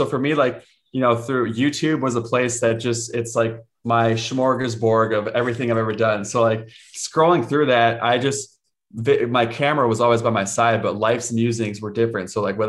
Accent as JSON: {"language": "English", "town": "Cincinnati", "region": "Ohio", "country": "United States", "tie": "born there", "first_language": "Spanish", "said": "And so I was born in Cincinnati, Ohio in a Spanish speaking home. I was that white boy in kindergarten who didn't know how to speak English."}